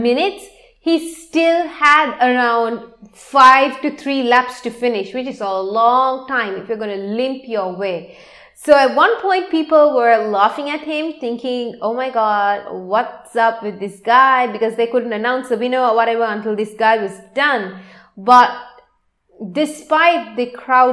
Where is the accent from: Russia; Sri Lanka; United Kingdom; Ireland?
Sri Lanka; I am from Sri Lanka